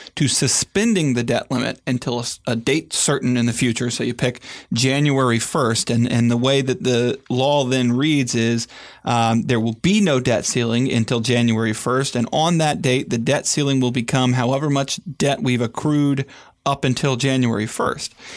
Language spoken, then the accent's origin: English; United States; as an American